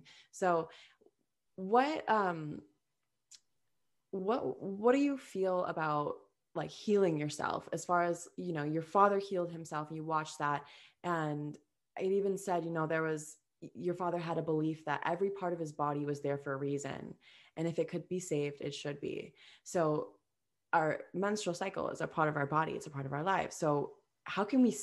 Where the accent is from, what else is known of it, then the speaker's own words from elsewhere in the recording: Minnesota, United States; we're from Minnesota